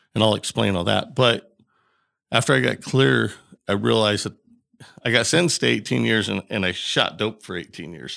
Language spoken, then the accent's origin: English; Bailey, Colorado, United States; I grew up in Bailey, Colorado, um, and it's a real small town.